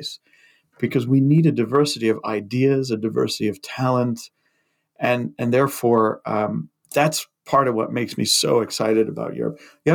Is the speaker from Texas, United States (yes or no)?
no; Massachusetts, United States; moved away as an adult; I grew up in Massachusetts and did my first degree there and started my career there